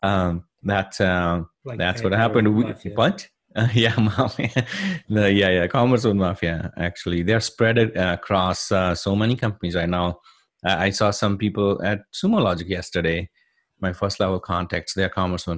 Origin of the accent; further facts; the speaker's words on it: India; moved away as an adult; now in United States; I'm originally from India, born and raised in India in a small village.